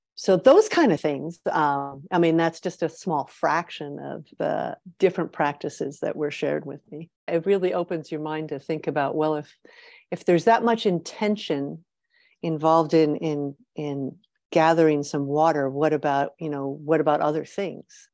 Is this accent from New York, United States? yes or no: yes; New York, United States; moved away as an adult; also born or lived in Michigan; now in Ontario, Canada; I grew up in New York State